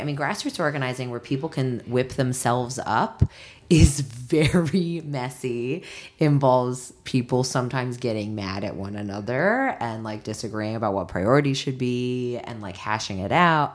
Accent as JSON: {"language": "English", "town": "Washington", "region": "District of Columbia", "country": "United States", "tie": "born or raised there", "moved": "yes", "said": "my hometown, Washington, D C"}